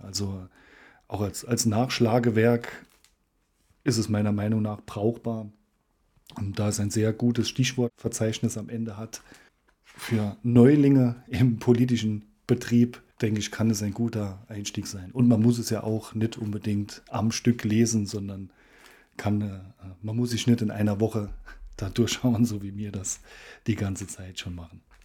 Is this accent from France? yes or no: no; Saarland, Germany